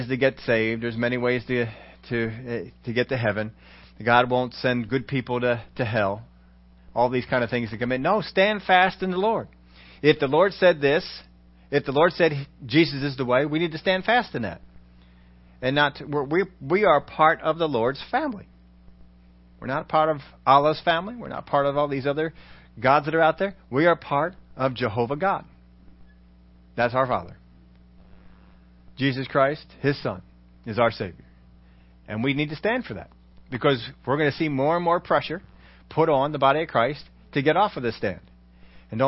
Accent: United States; We're all Americans.

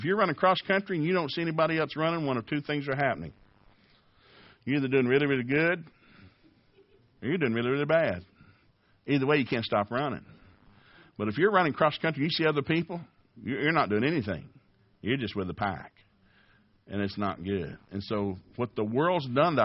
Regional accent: Tennessee, United States; I grew up in Tennessee

